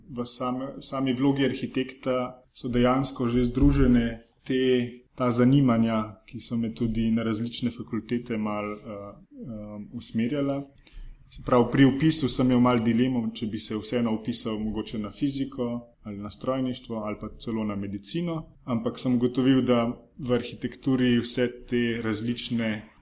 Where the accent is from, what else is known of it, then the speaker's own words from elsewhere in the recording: Kamnik, Central Slovenia, Slovenia; Prihajam iz Kamnika.